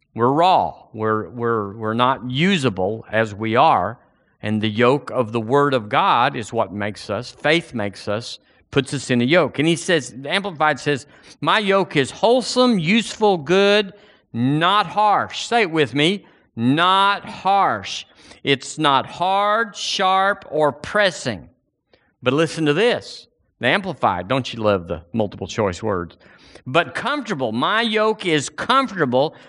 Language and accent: English; United States; now in Alabama, United States; I'm an American